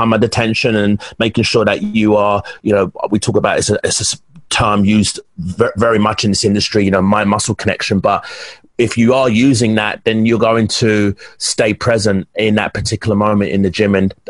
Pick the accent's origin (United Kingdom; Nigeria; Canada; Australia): United Kingdom; England; you do know I'm from England, right? Us English guys are pretty, you know, we're very intense.